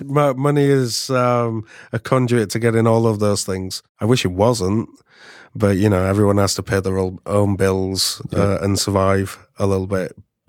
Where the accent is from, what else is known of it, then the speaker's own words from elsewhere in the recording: Yorkshire and the Humber, United Kingdom; So I'm from the UK. Mm-hmm. 4 hours north from London. It's not London. Don't say it's London. It's hours north.